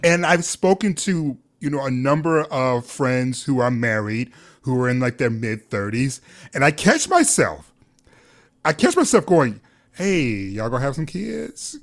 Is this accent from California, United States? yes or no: no; Detroit, Michigan, United States; we're both from Detroit. I'm from the East Side, Mack and Van Dyke